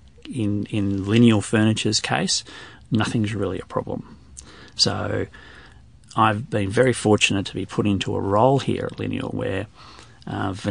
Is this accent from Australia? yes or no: yes; Australia; we're all Australian